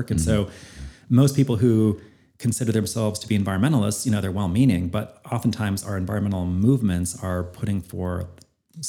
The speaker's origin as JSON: {"language": "English", "region": "Northern Idaho", "country": "United States", "tie": "born or raised there", "said": "I grew up in Northern Idaho, very conservative"}